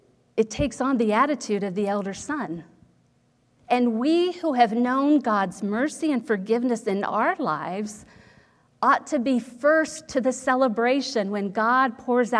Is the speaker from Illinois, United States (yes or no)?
no; Ohio, United States; when I was growing up in Ohio